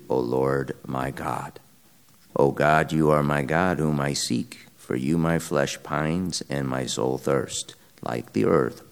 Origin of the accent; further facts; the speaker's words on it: Quincy, Illinois, United States; My hometown, Quincy, Illinois, is on the most western tip of Illinois.